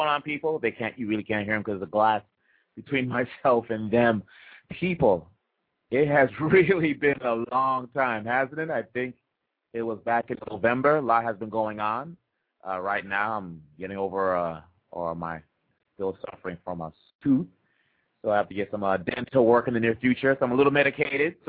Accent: DR Congo; moved away; also born or lived in Boston; my growing up in Congo.

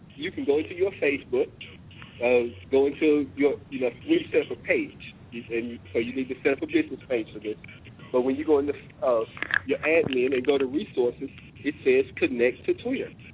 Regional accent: Oklahoma, United States; moved away as an adult; also born or lived in Washington, D.C.; I'm a missionary from Oklahoma

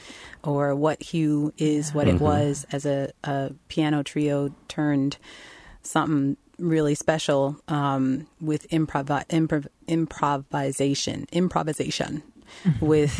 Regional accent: Long Island, New York, United States; I grew up on Long Island, New York

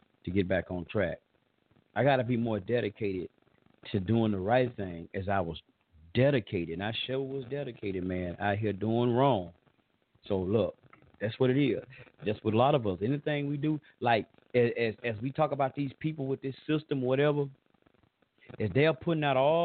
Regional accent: the South, United States; accent: southern drawl; I got this old southern drawl

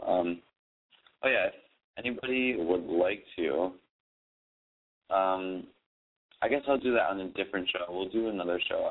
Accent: Buffalo, New York, United States; now in New York City, United States; I was born in Buffalo

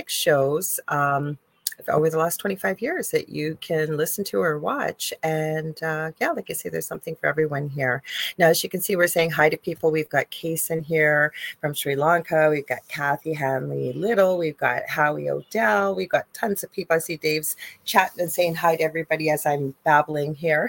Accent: Canada; I'm a Canadian spiritual medium

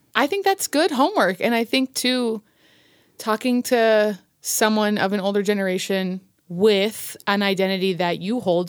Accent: Colorado, United States; also born or lived in Virginia; From Colorado. I'm a Coloradan

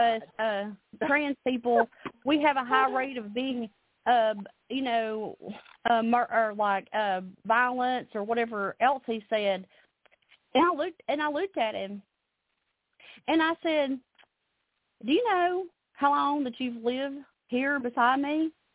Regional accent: Alabama, United States; now in Nashville, United States; I'm originally from Alabama, but I live here in the Nashville area now

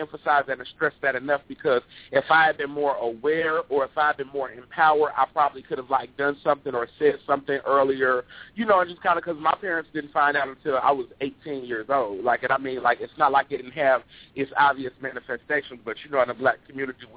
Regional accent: Chicago, Illinois, United States; I'm originally from Chicago

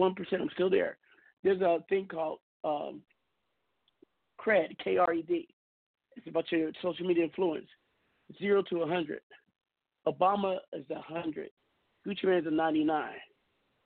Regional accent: Seattle, Washington, United States; my hometown, Seattle, Washington

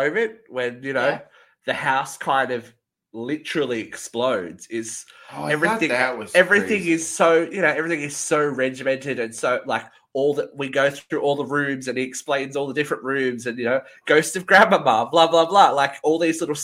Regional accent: Australia; I'm Australian.

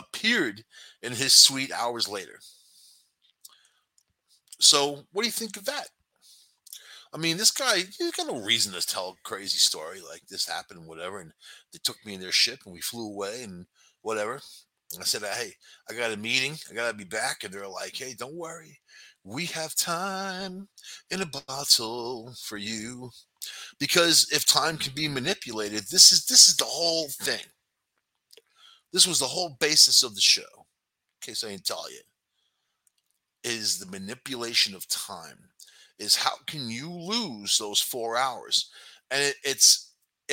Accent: New York City, New York, United States; I grew up in New York City

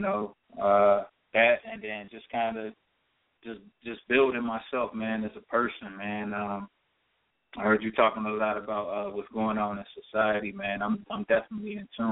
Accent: Cincinnati, Ohio, United States; now in Los Angeles, United States; I'm from Cincinnati, as I said before. I grew up downtown Cincinnati

